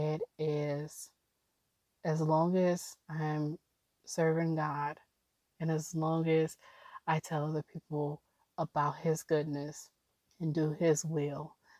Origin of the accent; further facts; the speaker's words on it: Oakland, California, United States; also born or lived in Alameda, California / Tacoma, Washington / Hayward, California / Emeryville, California; I grew up in Oakland. I was born and raised in Oakland.